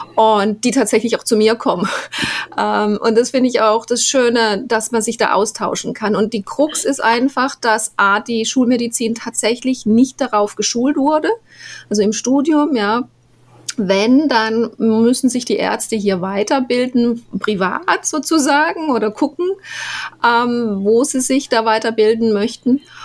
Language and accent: German; Black Forest, Baden-Württemberg, Germany; moved away as an adult; now in Panama; ich bin im Schwarzwald groß geworden